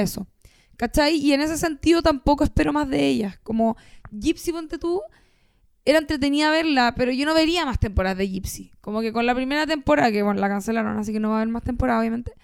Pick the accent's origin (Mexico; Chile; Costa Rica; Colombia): Chile; Somos chilenos